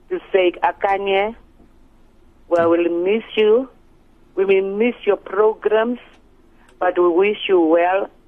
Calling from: Namibia; I'm good. I'm calling from Namibia.

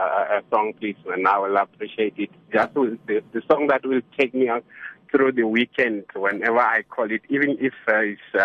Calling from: Nigel, Gauteng, South Africa; I'm calling from Nigel

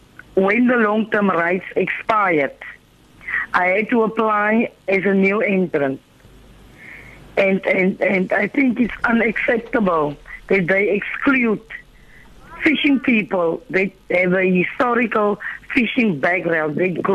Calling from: Doringbaai, Western Cape, South Africa; from Durham by the West Coast.

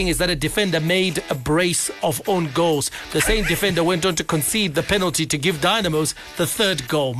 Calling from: New Marimba, Zimbabwe; Hi, ZFM sports team. … from New Marimba.

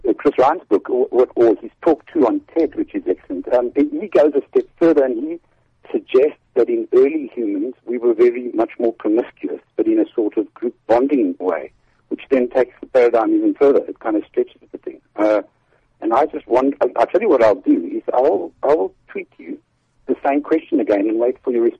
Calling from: Olivedale, Gauteng, South Africa; Oh, hello. … I'm coming from Olivedale.

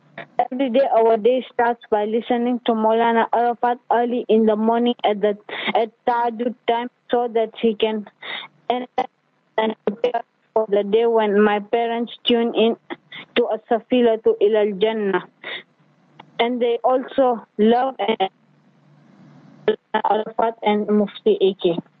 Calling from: Kenya; I'm tuning from Kenya in a small town on the slopes of Mount Kenya.

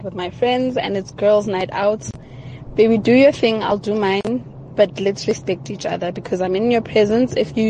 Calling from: Pretoria, Gauteng, South Africa; Hi, Kagiso. … from Pretoria.

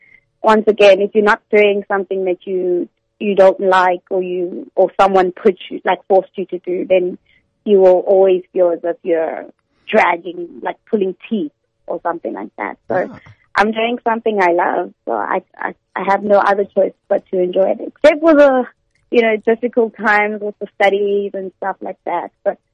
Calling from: Port Elizabeth, Eastern Cape, South Africa; Going from Port Elizabeth.

